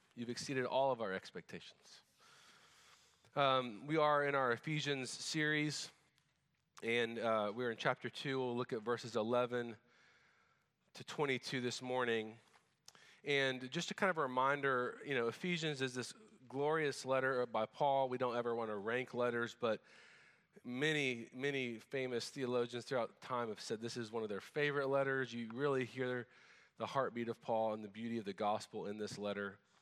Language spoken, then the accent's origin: English; United States; also born or lived in Japan; as an American